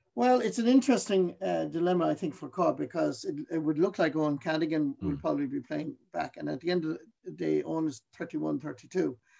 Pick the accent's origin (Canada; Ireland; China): Ireland; Mallow, Munster; I was born in Mallow, County Cork.